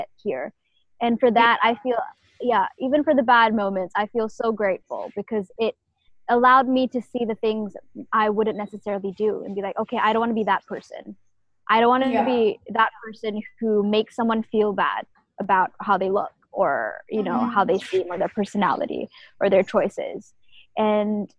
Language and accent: English; Malaysia; moved away as an adult; now in New York, United States; Being a Malaysian or being a Malay girl is definitely such a big part of who I am